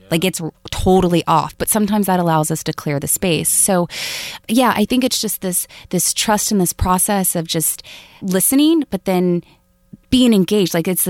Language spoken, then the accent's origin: English; the South, United States; Plus, I'm from the South, so it can become nasally and a little high-pitched.